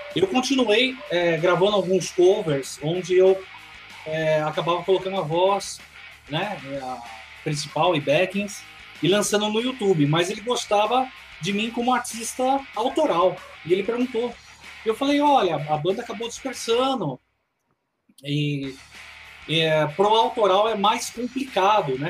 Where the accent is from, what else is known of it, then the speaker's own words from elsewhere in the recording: Bragança Paulista, São Paulo, Brazil; moved away as an adult; now in Greater Belo Horizonte, Brazil; na minha cidade natal, que é Bragança Paulista, interior de São Paulo.